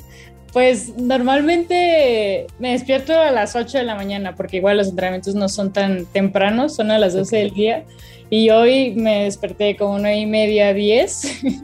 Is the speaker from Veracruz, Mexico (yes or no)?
no; Los Cabos, Baja California Sur, Mexico; now in Mexico City, Mexico; Mis papás se, se quedaron en, en, Los Cabos, de donde soy